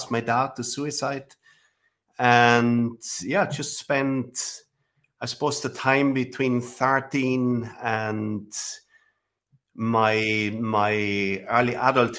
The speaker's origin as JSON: {"language": "English", "town": "Villach", "region": "Carinthia", "country": "Austria", "tie": "born or raised there", "said": "I was born 1969. It seems like a long time ago. Without technology. Right. So I grew up in a small village"}